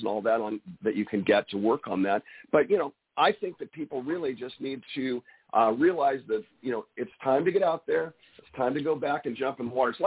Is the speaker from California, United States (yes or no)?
yes; California, United States; I'm from California